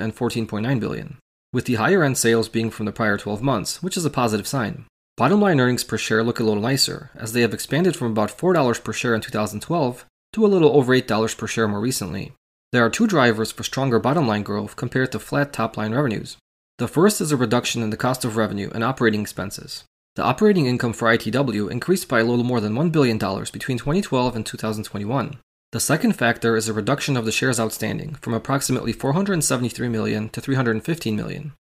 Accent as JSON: {"language": "English", "region": "Illinois", "country": "United States", "tie": "born or raised there", "said": "my home state of Illinois"}